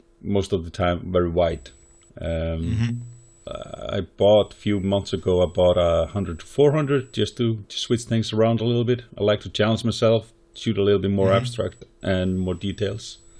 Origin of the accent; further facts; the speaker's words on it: Snæfellsnes Peninsula, Western Region, Iceland; I grew up in Snæfellsnes Peninsula